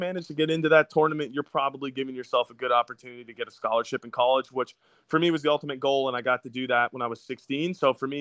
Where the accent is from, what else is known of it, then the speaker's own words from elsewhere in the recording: United States; as an American